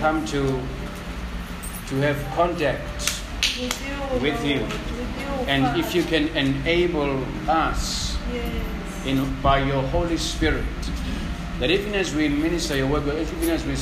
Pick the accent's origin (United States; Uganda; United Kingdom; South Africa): South Africa; I grew up in Tuzu